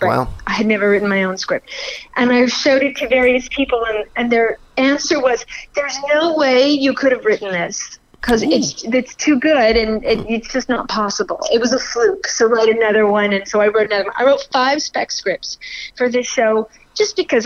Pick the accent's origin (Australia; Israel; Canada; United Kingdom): Canada; Montreal, Quebec; moved away as an adult; now in New York, United States; I'm a Montreal girl. I'm born in Canada, but I moved to New York when I was just about 19